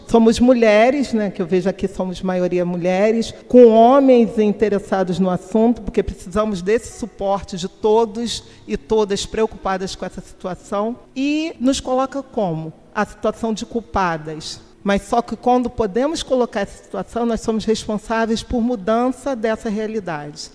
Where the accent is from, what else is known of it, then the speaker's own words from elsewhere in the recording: Rio de Janeiro, Brazil; Eu sou de Campo Grande, nascida lá, Campo Grandense, que é o bairro mais populoso de toda a América Latina